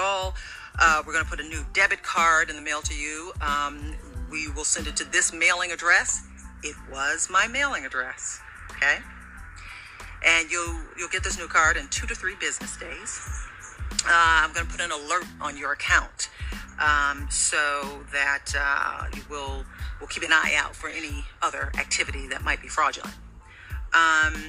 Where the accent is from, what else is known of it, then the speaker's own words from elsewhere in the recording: Michigan, United States; Michigan, my home state